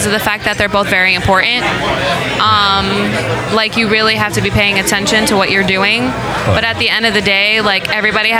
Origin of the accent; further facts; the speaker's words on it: United States; I was born here. My mom is from Mortágua, or Rio Mulheiro. It's like pertence of Viseu